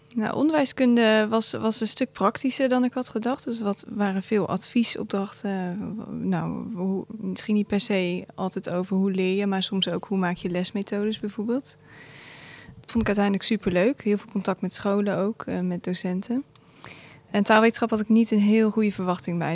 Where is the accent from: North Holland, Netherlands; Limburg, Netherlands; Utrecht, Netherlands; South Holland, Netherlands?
South Holland, Netherlands; Gouda; Kom uit Gouda